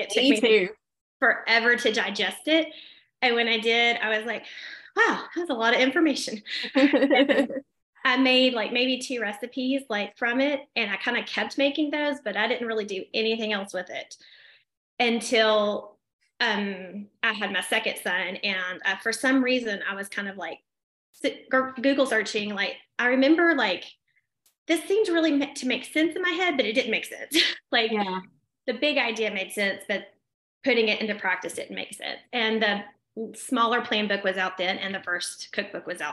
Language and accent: English; Smyrna, Tennessee, United States; I was born and raised in Rutherford County. I have not moved.